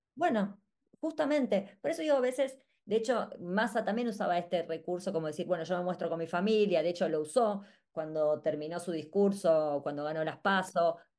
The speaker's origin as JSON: {"language": "Spanish", "country": "Argentina", "said": "para nosotros como argentinos"}